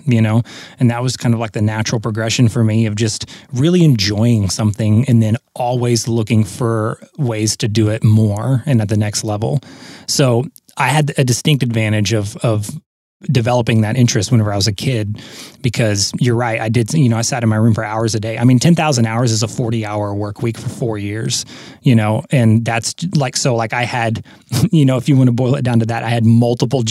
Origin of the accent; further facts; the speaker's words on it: Southern Oklahoma, United States; also born or lived in Texas; I grew up in Southern Oklahoma, despite being born in Texas.